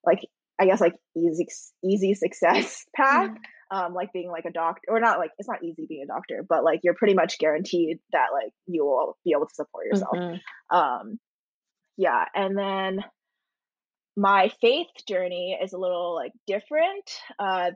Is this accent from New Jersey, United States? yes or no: yes; New Jersey, United States; moved away as an adult; now in New York City, United States; grew up in that house, grew up in like kind of like a farmy town in the suburbs of New Jersey